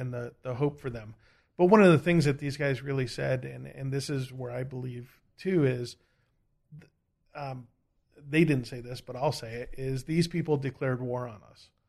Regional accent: United States; I'm American

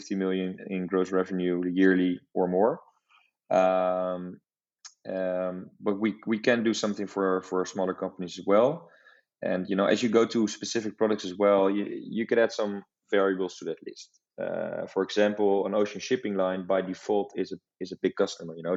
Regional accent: Amsterdam, North Holland, Netherlands; I'm also from the Netherlands, but from Amsterdam

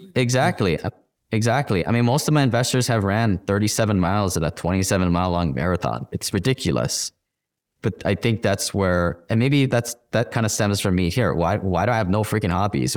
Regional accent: Hawaii, United States; I'm from Hawaii. Everybody is kind of knows each other. It's like family. It's Ohana

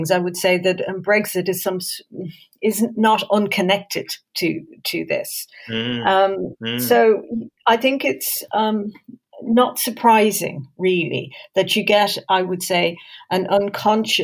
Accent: Ireland; moved away as an adult; also born or lived in Budapest, Hungary / France; now in London, United Kingdom; I'm Irish, so I'm not from this country.

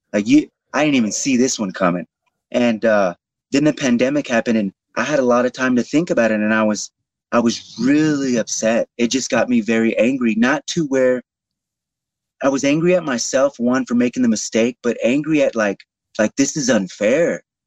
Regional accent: Houston, Texas, United States; in Houston, in my hometown of Houston

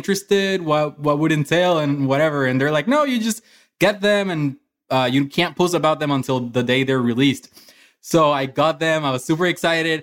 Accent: Puerto Rico; moved away as an adult; also born or lived in Orlando, Florida; growing up in Puerto Rico

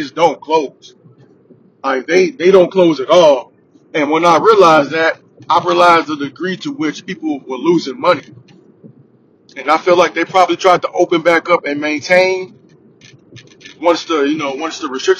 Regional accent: United States; I'm American

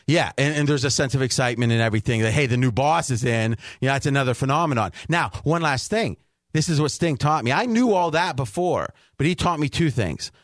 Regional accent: Ohio, United States; moved away as an adult; now in Las Vegas, United States; Where I grew up in Ohio, right around Pittsburgh, right an hour from Pittsburgh

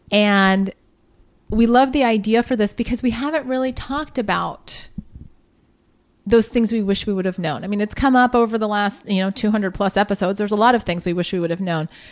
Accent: Columbus, Ohio, United States; born or raised there; moved away

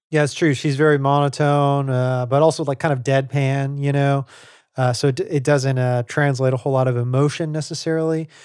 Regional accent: Louisiana, United States; moved away; we're from Louisiana, like, uh, returning to home for me was sort of, like, reacquainting myself with Cajun music

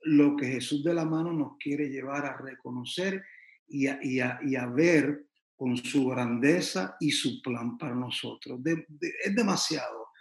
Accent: San Juan, Puerto Rico; now in Miami, United States; Yo soy originalmente de San Juan de Puerto Rico, la isla preciosa del Mar Caribe. Eh, aquí estoy en Miami hace como alrededor de 30 años ya

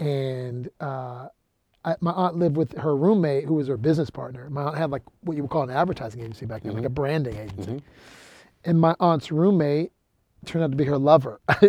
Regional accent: Palo Alto, California, United States; moved away; also born or lived in Oakland / Alameda / Berkeley; so I grew up in Palo Alto

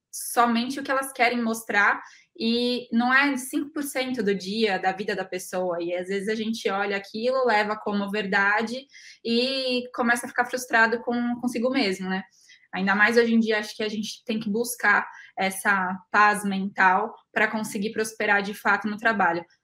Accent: São Paulo, Brazil; Eu me recordo plenamente de que lá atrás eu sou de São Paulo capital e quando eu decidi fazer agronomia

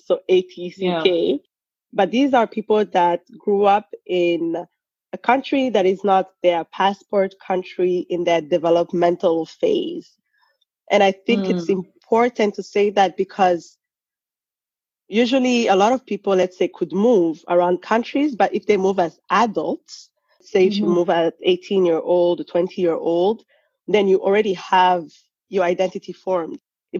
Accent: Rwanda; also born or lived in Burundi / Germany / Senegal; I'm from Rwanda, but I was born in Burundi. And mm-hmm. we moved to Rwanda after the genocide. And then we lived in Germany, we lived in Senegal.

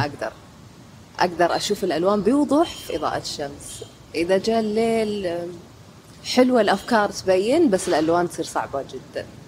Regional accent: Saudi Arabia; عندنا في السعودية

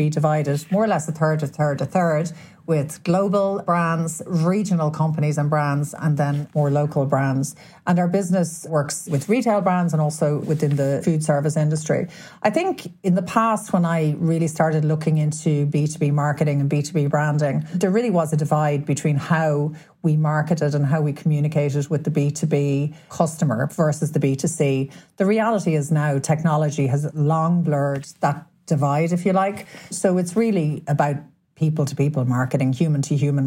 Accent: County Meath, Leinster, Ireland; moved away as an adult; also born or lived in Paris, France / United States; I grew up in County Meath

